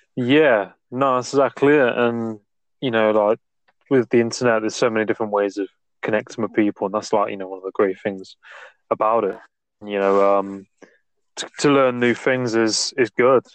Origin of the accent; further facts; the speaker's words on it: England, United Kingdom; I'm from England, like the UK